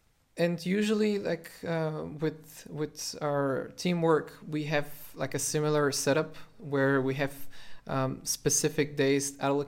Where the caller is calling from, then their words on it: Sofia, Sofia City, Bulgaria; Oh, I'm joining you from Sofia, Bulgaria.